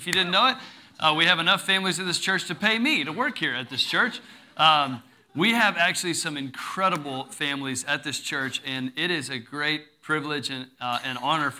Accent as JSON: {"language": "English", "region": "Texas", "country": "United States", "tie": "born or raised there", "said": "growing up in Texas"}